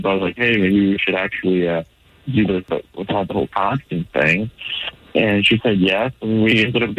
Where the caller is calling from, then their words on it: Orlando, Florida, United States; I'm calling from Orlando.